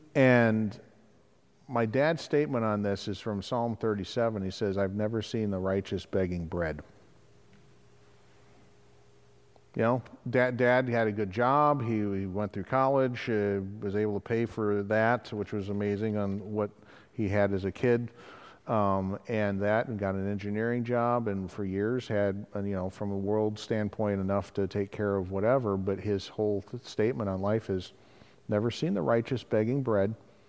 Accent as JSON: {"language": "English", "region": "Wales", "country": "United Kingdom", "said": "Being Welsh counts for something."}